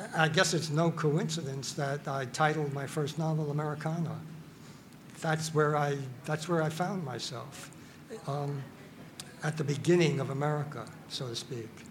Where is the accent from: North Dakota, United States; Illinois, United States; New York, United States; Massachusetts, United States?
New York, United States; New York City; I grew up in the Bronx